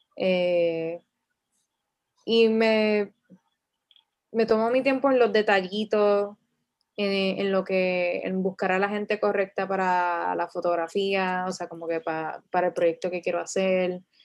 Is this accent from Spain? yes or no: no; Bayamón, Puerto Rico; yo soy de Bayamón